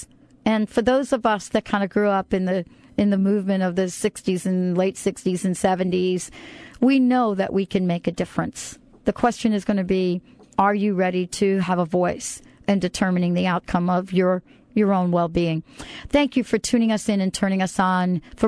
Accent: New York tri-state area, East Coast, United States; also born or lived in Washington State; now in Washington, United States; I happen to live in a state that is the state of Washington, for example, and I grew up on the East Coast. So there's New York, New Jersey, tri-state area I grew up in, right? But I live in Washington State now.

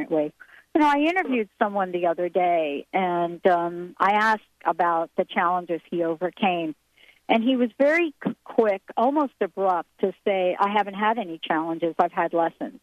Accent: New York City, New York, United States; moved away; I grew up in New York City

